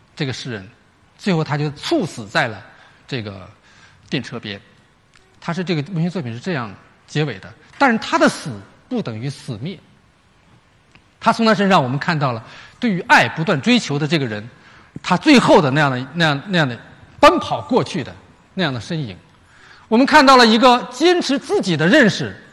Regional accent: China; 我们中国人

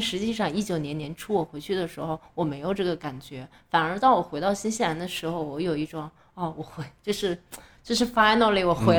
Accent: Beijing, China; now in New Zealand; 但是因为我也是一，我是一八年从北京出来的，

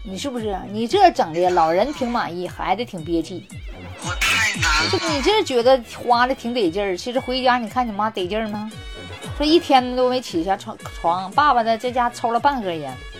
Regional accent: Northeast China, China; 我们东北人

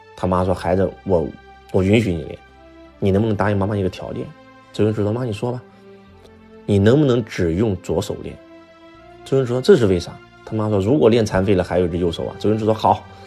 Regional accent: China; 我们中国人

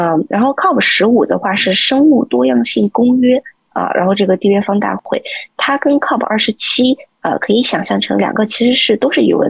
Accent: China; 特别尤其是作为一个中国人，在这个。呃，社群里面的时候啊，经常我在一个峰会的时候会被 treated as a government official

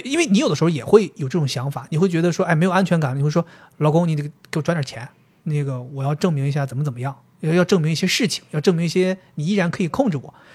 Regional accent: Dalian, Liaoning, China; accent: Dalian dialect; 就像我们大连话那边说的，就两好并一好了

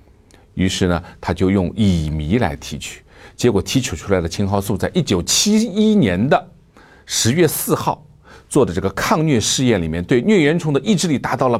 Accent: China; 我们中国人非常形象地形容这种疾病发作的时候叫打摆子

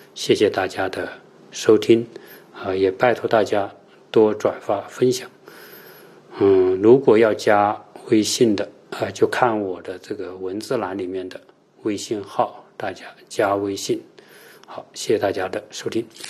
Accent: China

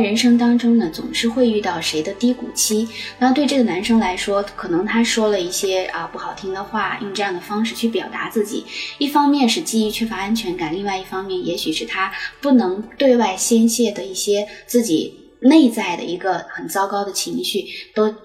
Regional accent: China; 在我们中国人

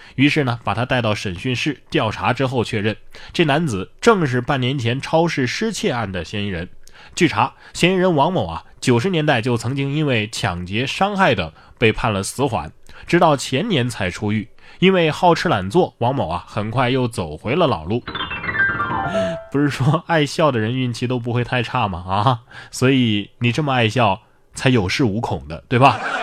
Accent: Yunnan, China; 我们云南人都是骑孔雀上班的

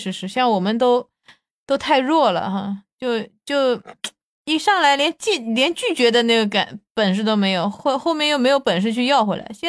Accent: Shanghai, China; 我是上海的，

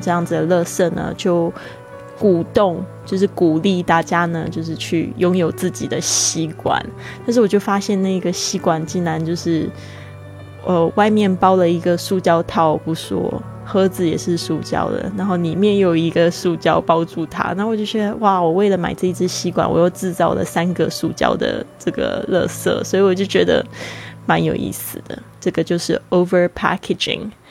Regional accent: Kaohsiung, Taiwan; moved away as an adult; also born or lived in Spain; now in Taitung, Taiwan; 高雄呢，是我住在这个高雄，从这个西班牙回来之后，我已经住了一年，我现在人是在台东

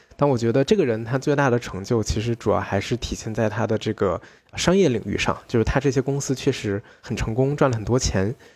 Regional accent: China; 我们中国人概念里面的商人

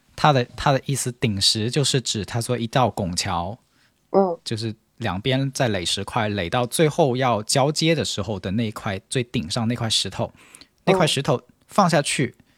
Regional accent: China; 我们中国人现在舆论场里面所讨论的这个这个苦难式的婚姻

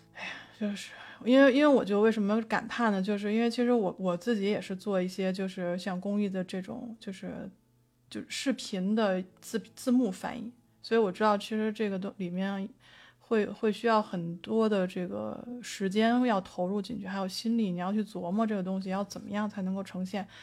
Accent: Beijing, China; 我作为一个北京人

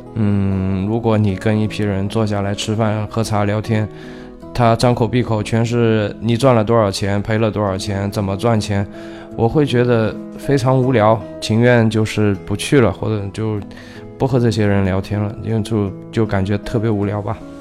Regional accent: China; 我们中国人

